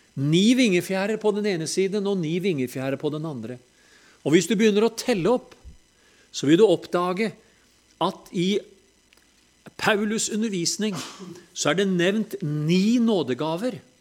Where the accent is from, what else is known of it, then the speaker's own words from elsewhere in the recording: Telemark, Norway; når vi er fra Telemark